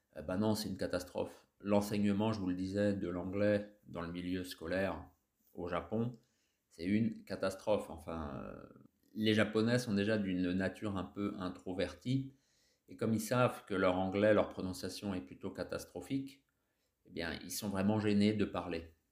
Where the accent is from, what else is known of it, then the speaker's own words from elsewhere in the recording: France; nous les Français, en anglais, on n'est pas très fort